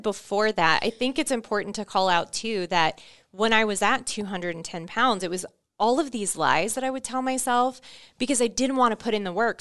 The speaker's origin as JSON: {"language": "English", "town": "Orlando", "region": "Florida", "country": "United States", "tie": "born or raised there", "moved": "as an adult", "said": "I grew up in Orlando, Florida, Um, I was born and raised there until I was nineteen."}